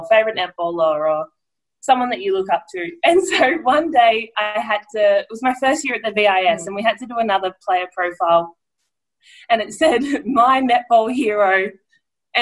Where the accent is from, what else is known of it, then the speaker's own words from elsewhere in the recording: Edenhope, Victoria, Australia; growing up in Victoria